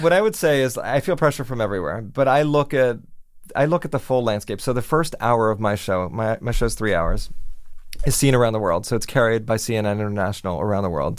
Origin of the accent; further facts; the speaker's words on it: Miami, Florida, United States; moved away as an adult; now in New York, United States; growing up in Miami